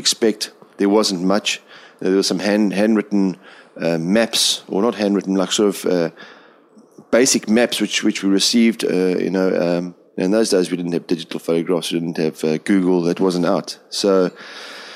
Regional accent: King William's Town, Eastern Cape, South Africa; now in Seychelles; I was born in a small town called King Williamstown in South Africa a long time ago. And funny enough, my ancestors all actually, they founded the town. So we've been there our whole lives

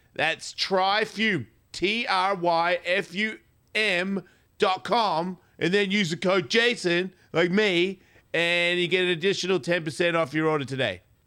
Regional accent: Australia; I'm from Australia.

